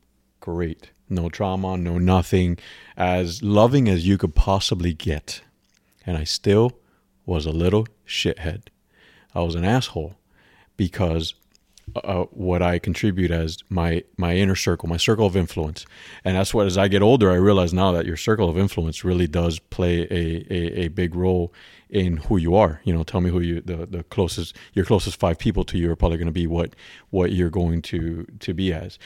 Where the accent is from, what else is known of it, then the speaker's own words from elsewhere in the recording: Miami, Florida, United States; But my circle of influence was not good growing up in Miami